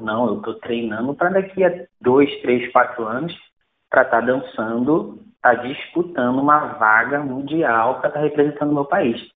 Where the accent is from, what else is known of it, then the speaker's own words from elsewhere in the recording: Brazil; eu sou brasileiro